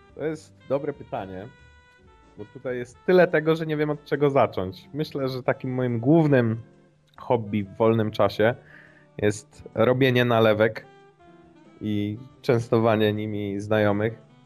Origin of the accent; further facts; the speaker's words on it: Szczecinek, West Pomeranian Voivodeship, Poland; Pochodzę z takiej metropolii e, w województwie zachodniopomorskim jak Szczecinek.